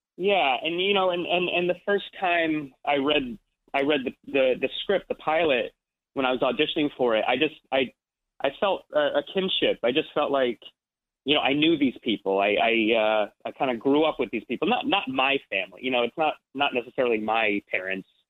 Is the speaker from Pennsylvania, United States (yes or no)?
no; Ridgewood, New Jersey, United States; I'm from New Jersey, so I grew up like uh, I'm, I'm from Ridgewood, New Jersey, which is like 40 minutes outside the city